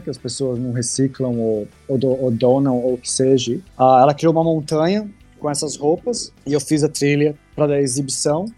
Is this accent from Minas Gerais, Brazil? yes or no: no; São Paulo, Brazil; moved away as an adult; also born or lived in England; como é que é crescer em São Paulo